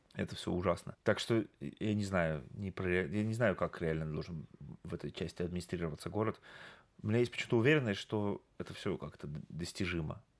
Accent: Yekaterinburg, Sverdlovsk Oblast, Russia; в моем родном городе, в Екатеринбурге

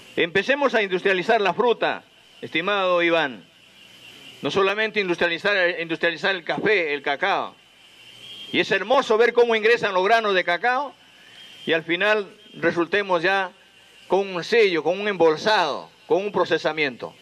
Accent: Peru; nosotros como peruanos

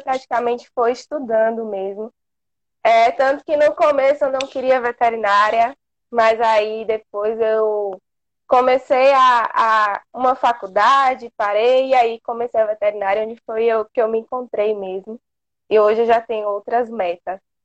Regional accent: interior of Bahia, Brazil; eu sou aqui do interior da Bahia

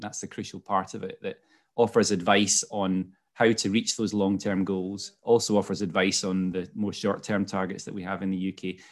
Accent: Scotland, United Kingdom; moved away as an adult; also born or lived in London; moved, uh, back to Scotland where I'm from, as you could probably pick up from my accent

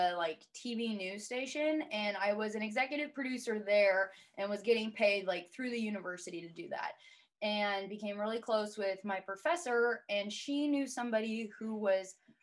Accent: California, United States; moved away as an adult; also born or lived in Tulsa, Oklahoma; now in Kansas City, United States; we grew up in California, it's great, moved out here

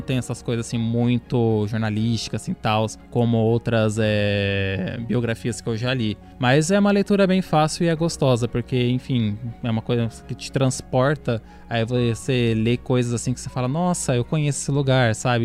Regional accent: Bauru, São Paulo, Brazil; Nós aqui somos da cidade de Bauru

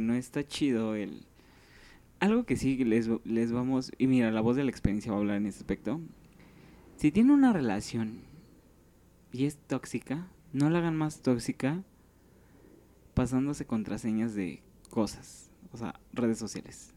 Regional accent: Mexico City, Mexico; Soy de Iztapalapa, casi llegando a Tláhuac

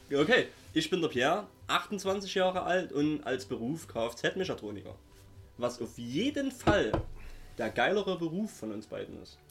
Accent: Saxony, Germany; accent: Saxon; wir kommen aus dem wunderschönen Sachsen

